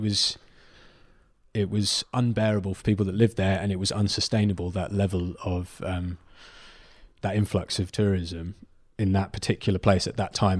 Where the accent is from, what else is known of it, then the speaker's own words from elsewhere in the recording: Cornwall, South West England, United Kingdom; to think of myself as Cornish